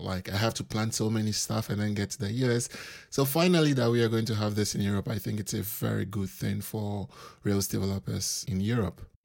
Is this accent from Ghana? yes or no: yes; Accra, Greater Accra, Ghana; moved away as an adult; now in Wrocław, Poland; I'm originally from Accra, Ghana